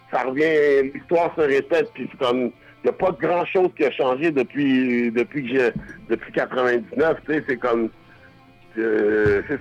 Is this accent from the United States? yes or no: yes; Buffalo, New York, United States; born there; je suis né aux États-Unis, Buffalo, New York.